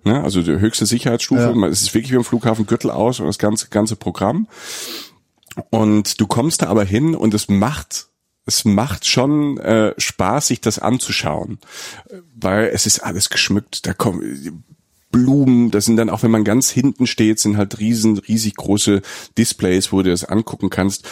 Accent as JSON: {"language": "German", "region": "Rhineland-Palatinate", "country": "Germany", "said": "ich komme ja aus der Pfalz, ne, aus äh, Südwestdeutschland. Bei uns in der Familie gab es auch viel Innereien"}